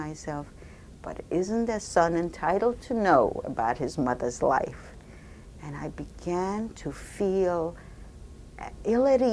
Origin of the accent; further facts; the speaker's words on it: Poland; moved away; born in Ujejowice, Poland on April 16, 1934